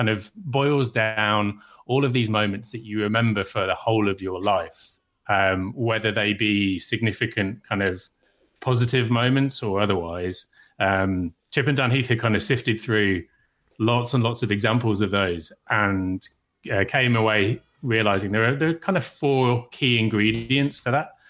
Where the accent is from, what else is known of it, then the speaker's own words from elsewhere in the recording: Birmingham, West Midlands, United Kingdom; Yeah, my hometown.